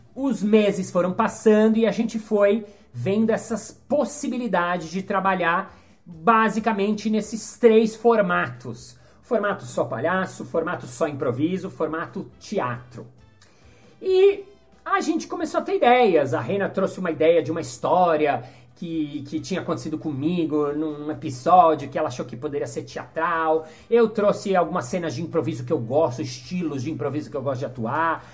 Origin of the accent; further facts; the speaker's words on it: Brazil; sou brasileiro 100%, mas os meus pais não. Os meus pais nasceram no Egito